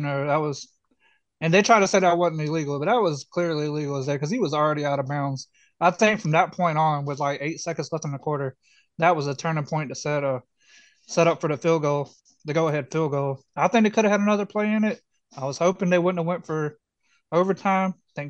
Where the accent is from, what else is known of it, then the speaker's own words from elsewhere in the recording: Kansas City, Missouri, United States; it's my hometown